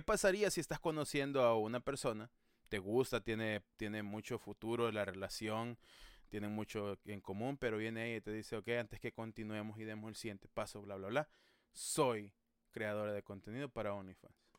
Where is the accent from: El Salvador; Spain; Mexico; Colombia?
El Salvador; como buen salvadoreño